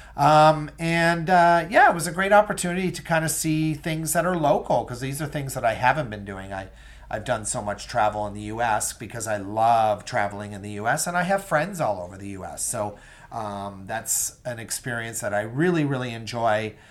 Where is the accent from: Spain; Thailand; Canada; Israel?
Canada; Bay Roberts, Newfoundland and Labrador; also born or lived in Calgary, Alberta / Edmonton, Alberta / St. John's, Newfoundland; I grew up in a small town, uh, called Bay Roberts, Newfoundland. And I lived in Bay Roberts till I was nineteen.